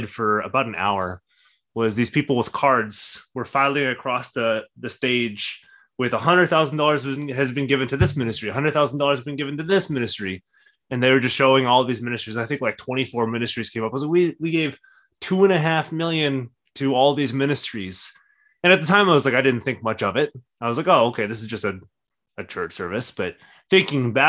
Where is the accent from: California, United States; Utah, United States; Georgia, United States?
California, United States; Orange County; now in San Diego, United States; because I grew up in Orange County